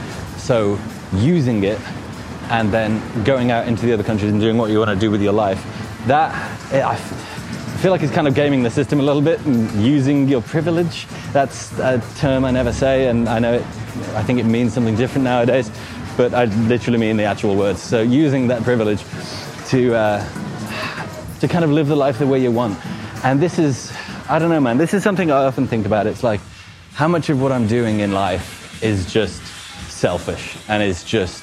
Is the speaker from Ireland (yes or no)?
no; Midlands, United Kingdom; also born or lived in Nottingham; Growing up in the Midlands, yeah, Midlands represent. Going to uni in Nottingham represent. Then escaping for a working holiday in Australia.